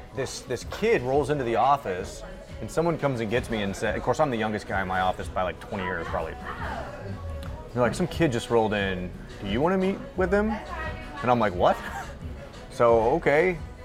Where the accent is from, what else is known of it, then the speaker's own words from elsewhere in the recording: Lee's Summit, Missouri, United States; I grew up in Lee Summit.